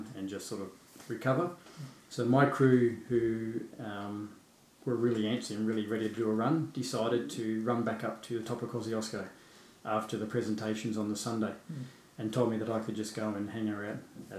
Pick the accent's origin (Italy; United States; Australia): Australia; Blue Mountains, New South Wales; I grew up in the Blue Mountains